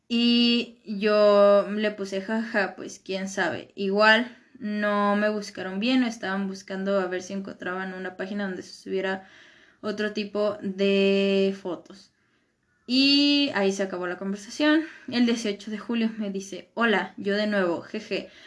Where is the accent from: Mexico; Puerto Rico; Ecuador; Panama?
Mexico; Michoacán; pues de Michoacán